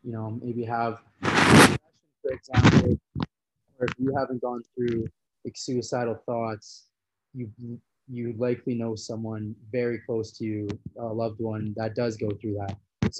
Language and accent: English; Red Deer, Alberta, Canada; So growing up in Central Alberta, Red Deer, which is a city of like 100,000 people, in between, right in the middle of Edmonton and Calgary.